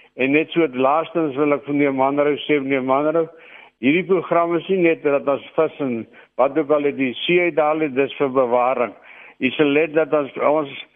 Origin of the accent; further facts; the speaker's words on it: Klein Brak River, Western Cape, South Africa; ek het as kind in Kleinwrak rivier omgewing groot geword